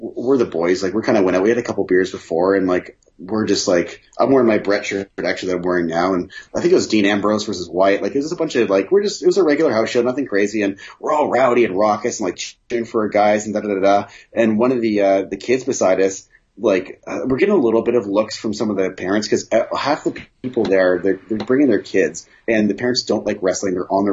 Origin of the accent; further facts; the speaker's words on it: Canada; we're Canadian